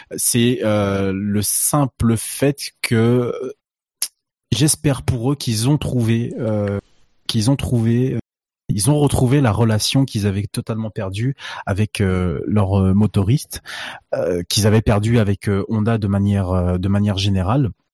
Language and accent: French; France; on est français